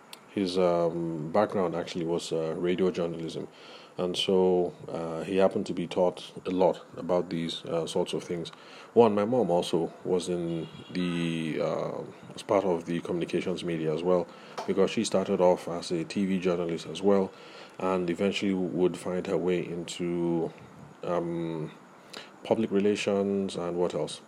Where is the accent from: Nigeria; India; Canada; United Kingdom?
Nigeria; those of us who grew up in the Nigerian academic context